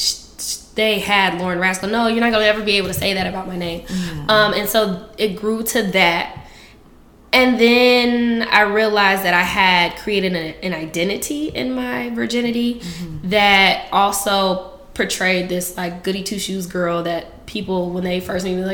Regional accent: Indianapolis, Indiana, United States; now in Oakland, United States; I am originally from Indianapolis, Indiana.

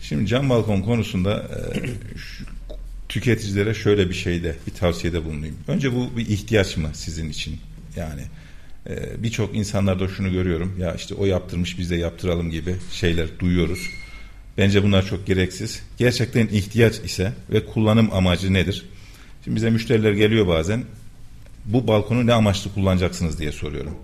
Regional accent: Kayseri Province, Turkey; 1981 Kayseri doğumluyum.

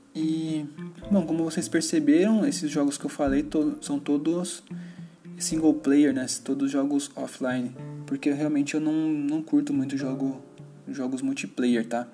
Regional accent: São Paulo, Brazil; eu tenho 33 anos e sou de São Paulo. Eu moro em São Paulo, capital

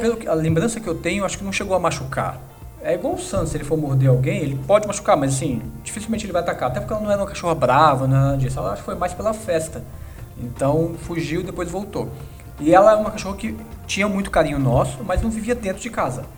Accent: Brasília, Federal District, Brazil; moved away as an adult; now in São Paulo, Brazil; quando eu mudei para São Paulo, depois de um ano, eu sou de Brasília, depois de um ano morando em São Paulo

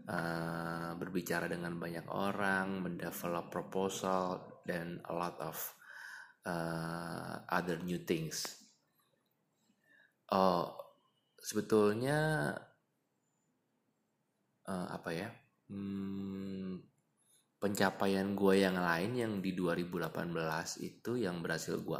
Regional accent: Jakarta, Indonesia; alasannya karena gue anak Jakarta yang lihat Jakarta penuh dengan kemacetan gitu ya

